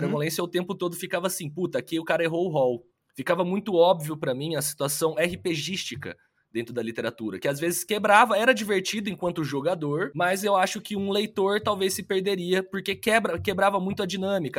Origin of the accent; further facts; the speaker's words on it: interior of São Paulo state, Brazil; Eu sou do interior do estado de São Paulo, uma cidade que tem 20 mil habitantes